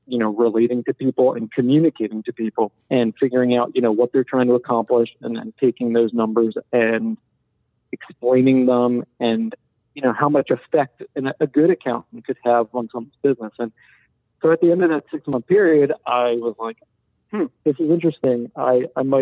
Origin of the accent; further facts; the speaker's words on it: Philadelphia, Pennsylvania, United States; also born or lived in Boston; I'm from Philadelphia area, suburbs of Philly